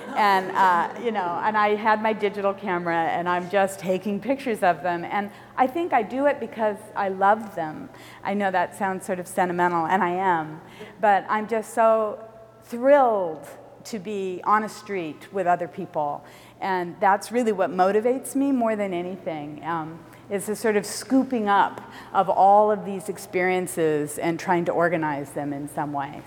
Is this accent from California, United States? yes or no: yes; Compton, California, United States; also born or lived in San Francisco, United States; now in Berkeley, United States; I grew up in Los Angeles and Compton in particular